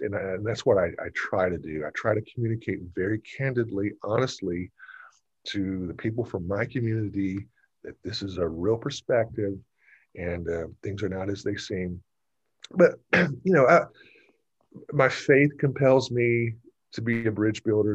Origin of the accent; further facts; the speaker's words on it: Gwinnett County, Georgia, United States; I grew up in Gwinnett County. I went to Parkview High School, graduated in 1984